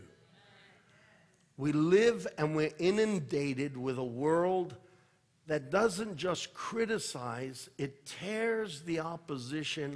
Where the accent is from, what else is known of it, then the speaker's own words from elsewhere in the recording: United States; I am an American